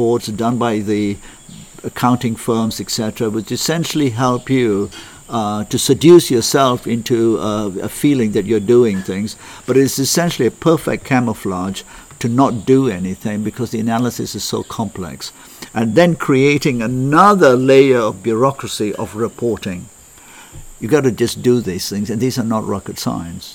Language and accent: English; Malaysia; I come from Malaysia